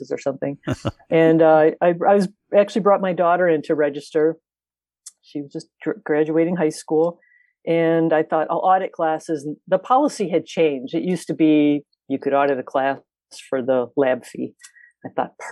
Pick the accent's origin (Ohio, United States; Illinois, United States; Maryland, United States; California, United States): Illinois, United States; Lansing; also born or lived in South Chicago, Illinois; I was born in South Chicago. But grew up in the South Suburbs, Lansing